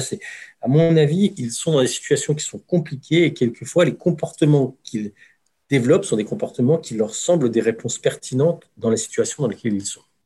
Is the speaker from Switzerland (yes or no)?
no; France; en tant que Français